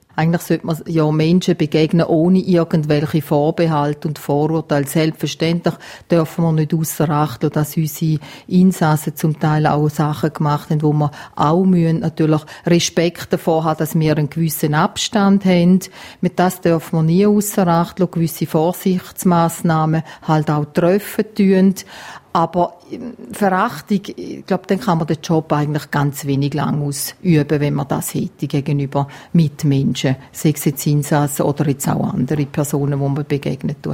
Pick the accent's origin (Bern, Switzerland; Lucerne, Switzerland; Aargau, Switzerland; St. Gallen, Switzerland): St. Gallen, Switzerland; Gossau; accent: St. Galler Dialekt; moved away as an adult; also born or lived in El Paso, Texas; now in Graubünden, Switzerland; Ich bin aufgewachsen in Gossau, St. Gallen